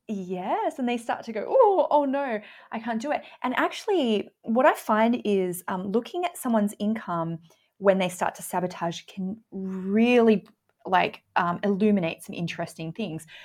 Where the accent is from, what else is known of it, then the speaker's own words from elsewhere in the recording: Australia; I'm Australian